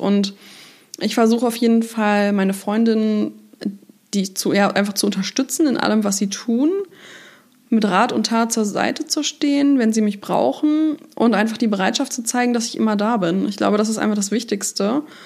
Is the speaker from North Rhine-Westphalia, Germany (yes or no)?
no; Hanover, Lower Saxony, Germany; moved away; in meiner Heimatstadt, ähm, in der ich jetzt auch wieder lebe